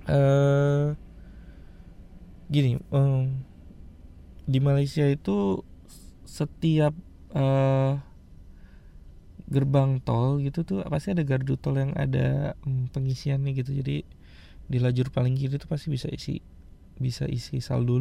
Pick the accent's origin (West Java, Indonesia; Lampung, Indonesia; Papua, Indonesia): West Java, Indonesia; Bandung; now in Tangerang, Indonesia; notabene gue gue orang Bandung ya asli cuman karena gue kerja jadi gue tinggal di Jakarta rumah gue di Tangerang gitu